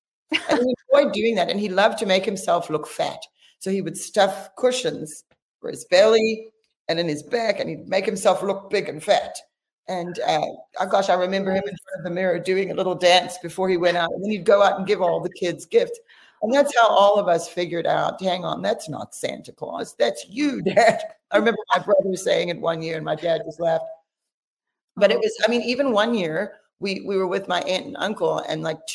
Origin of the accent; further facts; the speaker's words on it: South Africa; moved away; We're from South Africa, and that's the Southern Hemisphere. So at Christmas time, it's actually summer there. So for us, Christmas was always like the middle of summer, so hot